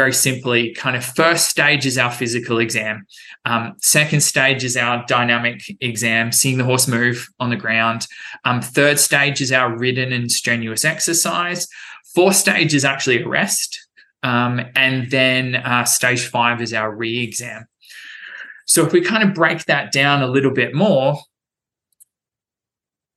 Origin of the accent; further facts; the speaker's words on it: Brisbane, Queensland, Australia; moved away as an adult; also born or lived in United Kingdom; now in Wellington, United States; Back in my home country in Australia